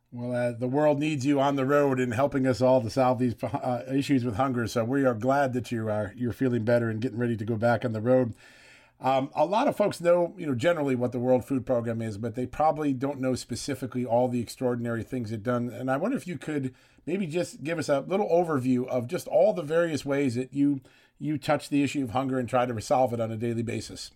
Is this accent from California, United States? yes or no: no; Virginia, United States; the Commonwealth of Virginia, my home state